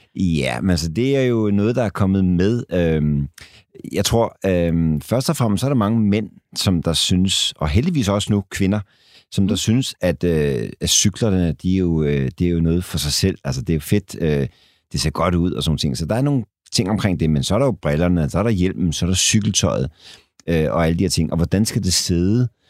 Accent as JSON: {"language": "Danish", "country": "Denmark", "said": "som danskere"}